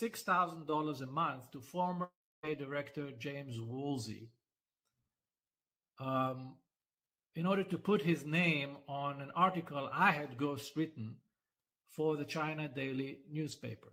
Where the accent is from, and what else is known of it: Israel